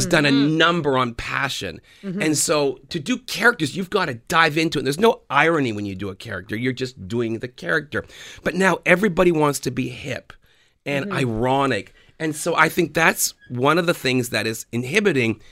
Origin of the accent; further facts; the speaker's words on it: Canada; we're Canadian. We're not Americans